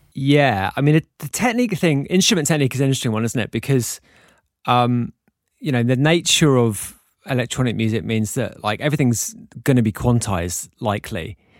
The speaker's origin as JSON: {"language": "English", "region": "England", "country": "United Kingdom", "moved": "yes", "lives_now": "Mallorca, Spain", "said": "being English guys"}